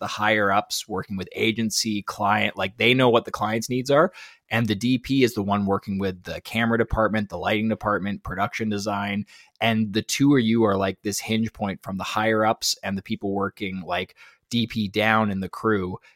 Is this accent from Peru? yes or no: no; Canada; I'm from Canada